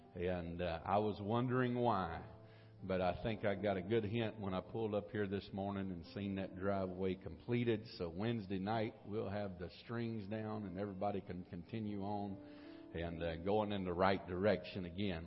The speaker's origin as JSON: {"language": "English", "country": "United States", "said": "I am an American."}